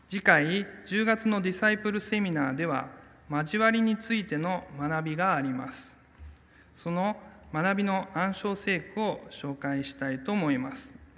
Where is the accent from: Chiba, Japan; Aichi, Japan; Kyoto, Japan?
Kyoto, Japan; also born or lived in Hakodate, Hokkaido; 私の生まれは北海道の函館ですが、え4歳の時に京都に引っ越ししまして小さい頃からずっと京都教会に通っていました